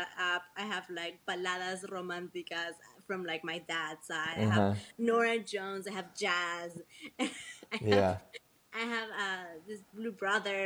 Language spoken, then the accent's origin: English; Lima, Peru; moved away as an adult; now in New York, United States; I'm from Lima